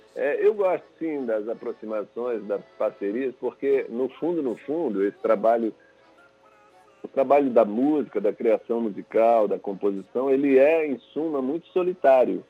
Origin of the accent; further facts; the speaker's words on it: São Luís, Maranhão, Brazil; eu sou de São Luís